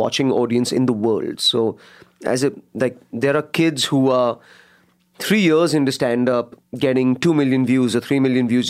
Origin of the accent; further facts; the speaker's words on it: India; Yeah, because I'm from India